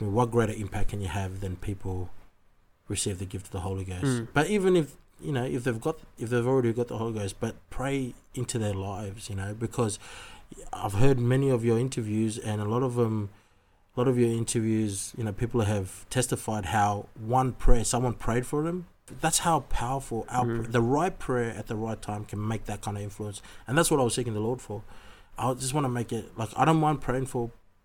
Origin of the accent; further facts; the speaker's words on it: Sydney, New South Wales, Australia; I was born and raised in Sydney, Australia, and my parents are originally